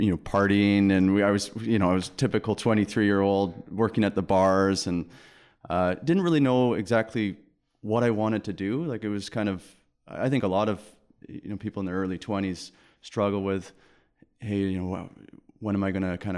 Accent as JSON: {"language": "English", "town": "Langley", "region": "British Columbia", "country": "Canada", "tie": "born or raised there", "said": "Born and raised."}